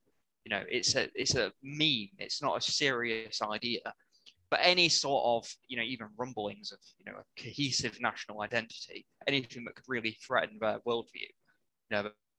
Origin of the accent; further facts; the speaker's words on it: the north of England, United Kingdom; as a Northerner.